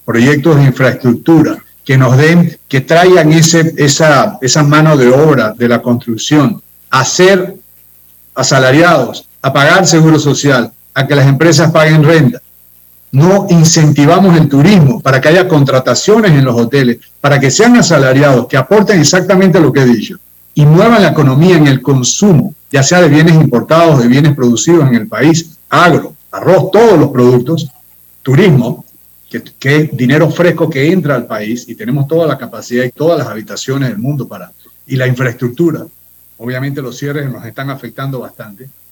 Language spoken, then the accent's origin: Spanish; Panama; como panameño